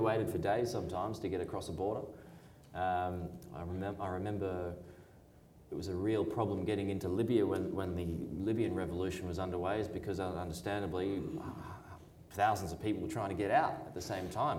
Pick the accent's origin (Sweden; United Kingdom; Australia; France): Australia; where are you from? And I said, Australia.